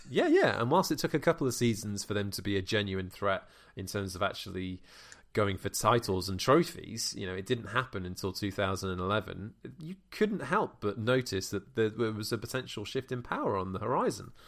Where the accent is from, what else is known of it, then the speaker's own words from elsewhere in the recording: Wales, United Kingdom; as a Welshman